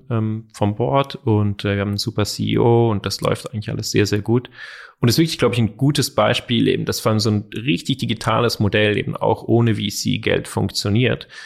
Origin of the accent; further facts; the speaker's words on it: Zurich, Switzerland; Wir kennen uns schon seit wir zehn Jahre alt sind. Wir sind aufgewachsen in Zürich zusammen, haben auch schon Musik gemacht und Projekte äh, aller Art.